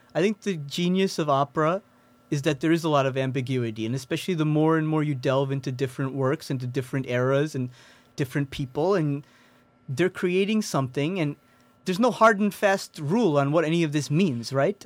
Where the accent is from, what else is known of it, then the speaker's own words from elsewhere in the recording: East Coast, United States; moved away as an adult; now in Chicago, United States; I'm from the East Coast.